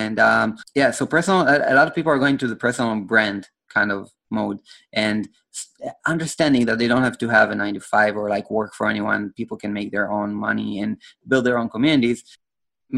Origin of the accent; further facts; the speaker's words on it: Israel; I'm from Israel